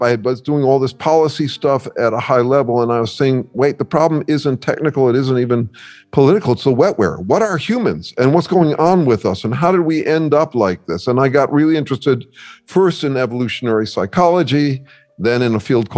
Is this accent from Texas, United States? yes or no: no; Mill Valley, California, United States; I grew up in Mill Valley, California